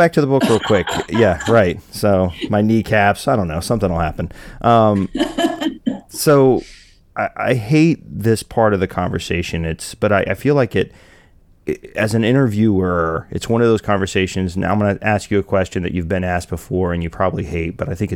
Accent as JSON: {"language": "English", "region": "Texas", "country": "United States", "said": "I'm from Texas, and I'm a former Marine."}